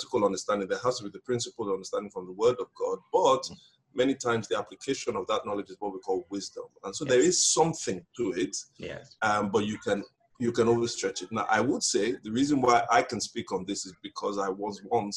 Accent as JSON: {"language": "English", "region": "Lagos", "country": "Nigeria", "tie": "born or raised there", "said": "I'm from Lagos, Nigeria. I was born and raised in Lagos."}